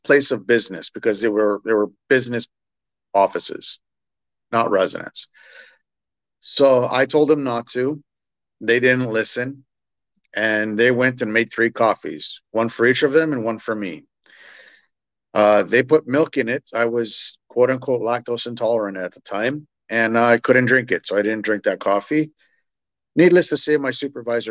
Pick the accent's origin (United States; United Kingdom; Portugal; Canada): Canada; Toronto, Ontario; moved away as an adult; I was born and raised in Toronto